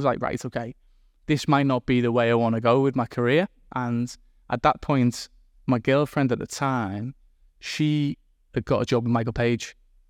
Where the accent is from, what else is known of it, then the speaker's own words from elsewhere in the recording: Liverpool, North West England, United Kingdom; also born or lived in Chester; But I was born in Chester. I was brought up in Liverpool.